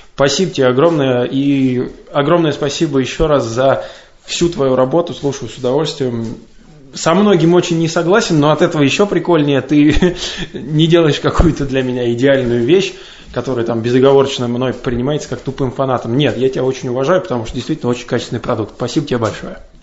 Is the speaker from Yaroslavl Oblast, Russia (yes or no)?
no; Kashira, Moscow Oblast, Russia; я из Каширы, это подмосковный город